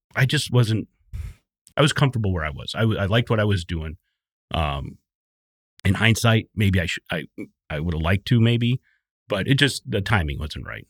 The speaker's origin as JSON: {"language": "English", "region": "southeastern Wisconsin", "country": "United States", "tie": "born or raised there", "said": "southeastern Wisconsin. Um, I grew up there"}